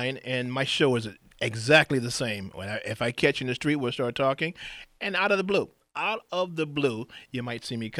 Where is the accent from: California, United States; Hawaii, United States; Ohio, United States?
California, United States; Compton; I'm from Compton